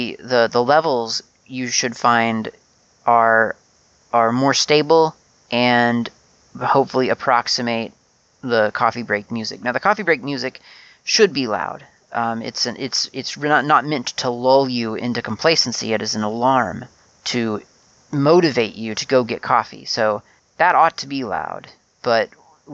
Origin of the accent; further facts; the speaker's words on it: United States; I grew up in the USA and was very used to month, day, year.